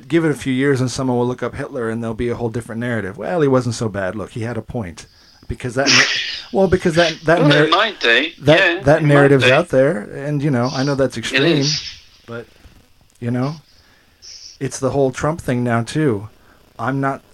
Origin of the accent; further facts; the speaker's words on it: United States; moved away as an adult; now in Australia; I'm an American living in Australia now for 20 years